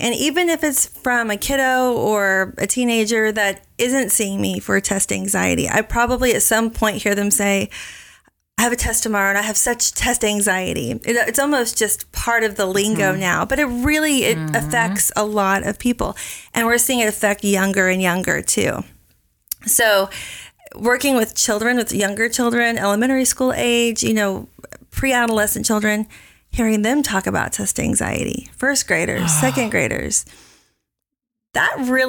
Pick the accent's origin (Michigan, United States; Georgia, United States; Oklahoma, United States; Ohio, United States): Oklahoma, United States; moved away as an adult; also born or lived in Miami; now in Dallas, United States; Well, I am originally from Oklahoma, and I went to the University of Oklahoma.